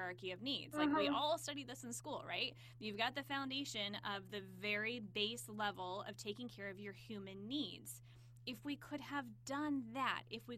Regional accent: United States; as privileged American kids.

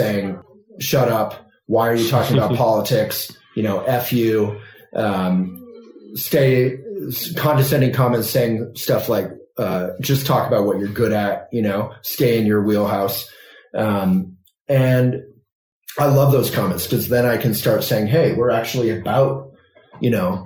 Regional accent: Vermont, United States; born or raised there

